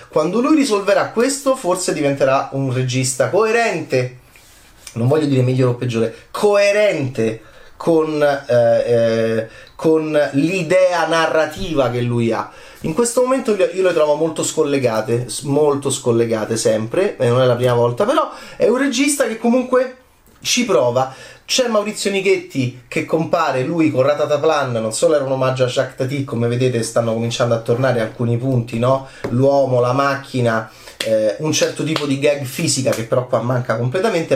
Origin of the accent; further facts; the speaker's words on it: Italy; del mio paese